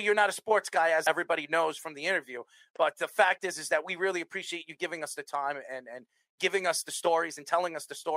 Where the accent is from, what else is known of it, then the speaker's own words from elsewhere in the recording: New York, United States; I'm from New York.